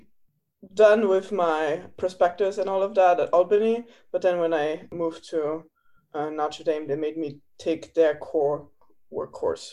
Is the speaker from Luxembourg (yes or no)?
yes; Luxembourg; moved away as an adult; now in United States; I'm from Luxembourg originally